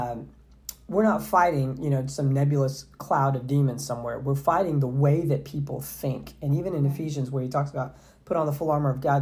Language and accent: English; Southeast Texas, United States; I grew up in Southeast Texas